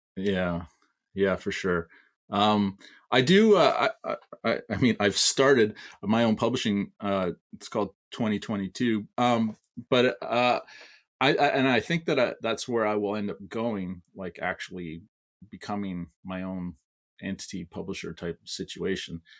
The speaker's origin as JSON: {"language": "English", "country": "Canada", "said": "I'm Canadian"}